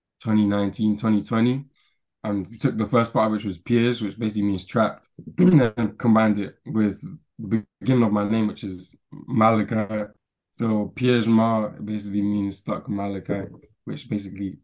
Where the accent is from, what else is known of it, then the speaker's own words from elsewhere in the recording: London, United Kingdom; I'm from a little place called Stratford in East London